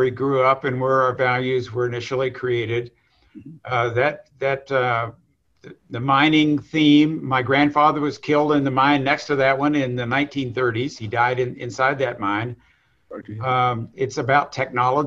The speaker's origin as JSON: {"language": "English", "region": "southern West Virginia", "country": "United States", "tie": "born or raised there", "said": "So I grew up in southern West Virginia, in a little coal mining town"}